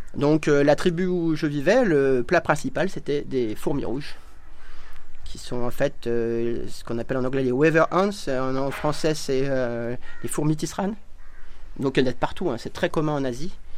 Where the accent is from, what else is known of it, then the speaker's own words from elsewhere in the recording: Ain, Auvergne-Rhône-Alpes, France; moved away as an adult; now in India; j'ai grandi dans l'Ain